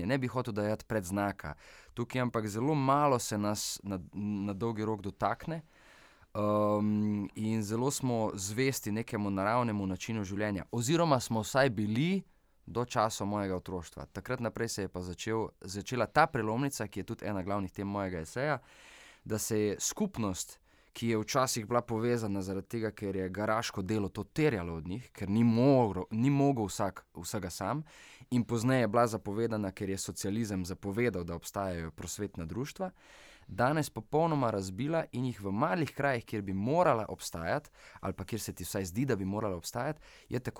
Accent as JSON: {"language": "Slovenian", "town": "Vitanje", "country": "Slovenia", "tie": "born or raised there", "said": "moji rojstni vasi, da tako rečem, Vitanje"}